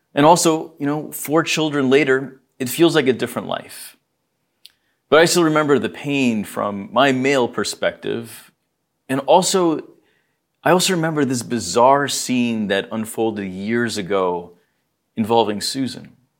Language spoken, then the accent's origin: English; New Jersey, United States; I was born here in New Jersey